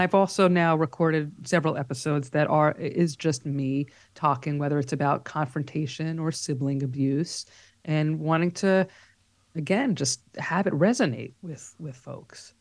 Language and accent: English; New York City, New York, United States; accent: New York; also born or lived in Long Island, New York; now in New York City, United States; we grew up, uh, for the first many years in Riverdale, which is in the Bronx